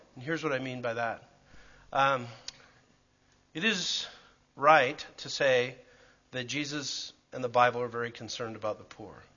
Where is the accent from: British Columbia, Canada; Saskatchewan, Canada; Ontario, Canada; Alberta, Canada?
Alberta, Canada; Calgary; moved away; I grew up in Calgary.